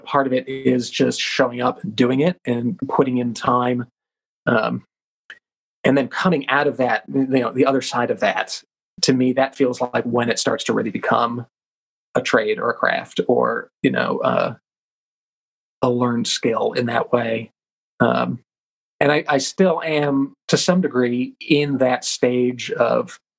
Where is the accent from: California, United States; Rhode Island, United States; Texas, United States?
Rhode Island, United States; I grew up in Rhode Island, and so I went to Slater Mill a lot as a kid